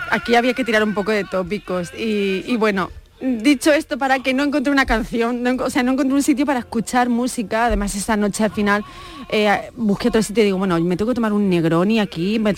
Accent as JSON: {"language": "Spanish", "town": "Madrid", "region": "Community of Madrid", "country": "Spain", "said": "yo es que soy de Madrid, ¿verdad?"}